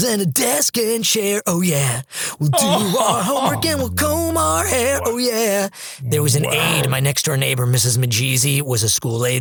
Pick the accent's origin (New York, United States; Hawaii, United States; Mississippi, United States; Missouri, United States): New York, United States; Manhasset; where I grew up in Manhasset